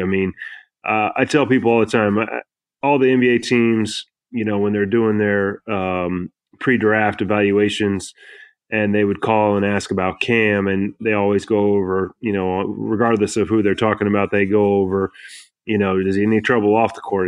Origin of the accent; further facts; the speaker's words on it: Kansas, United States; moved away; also born or lived in North Carolina / Tennessee; I grew up in Kansas